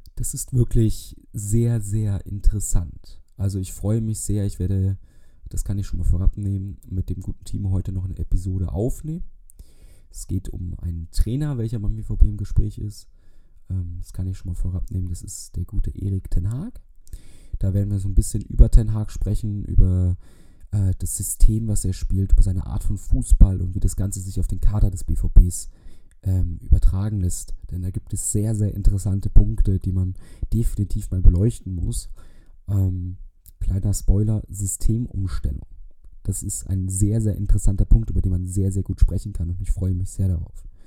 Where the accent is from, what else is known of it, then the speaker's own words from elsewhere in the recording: Bavaria, Germany; Ich komme aus Bayern